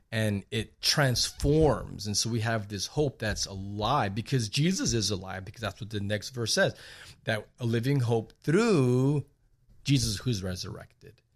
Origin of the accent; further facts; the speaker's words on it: Laredo, Texas, United States; growing up in Laredo